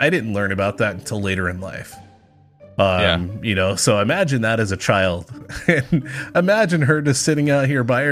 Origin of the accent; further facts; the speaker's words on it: Texas, United States; I grew up in the South, Texas